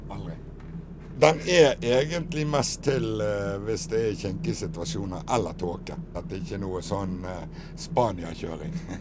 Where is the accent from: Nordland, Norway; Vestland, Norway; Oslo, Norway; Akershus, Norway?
Vestland, Norway; Bergen; Jeg er jo født bergenser og har jo vært det hele mitt liv